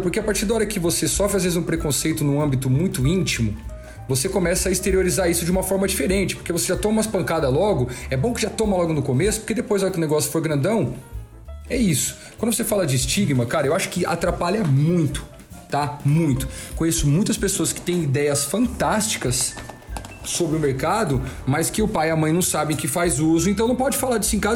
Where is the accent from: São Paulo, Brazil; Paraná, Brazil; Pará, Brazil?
São Paulo, Brazil; Ribeirão Preto; Sou daqui do interior de São Paulo, de Ribeirão Preto